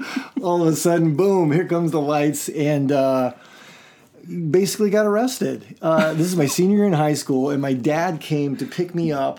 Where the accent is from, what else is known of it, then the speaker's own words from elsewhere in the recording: Nicosia, Nicosia District, Cyprus; born there; So I grew up Church of Christ. I grew up on the mission field. I was born in Nicosia, Cyprus.